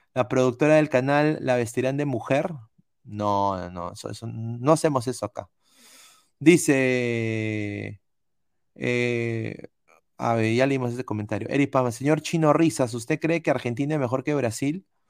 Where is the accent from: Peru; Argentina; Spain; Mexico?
Peru; Todos somos peruanos